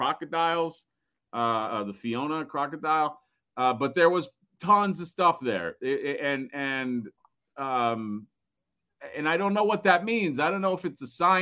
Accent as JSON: {"language": "English", "region": "Florida", "country": "United States", "said": "I'm from Florida"}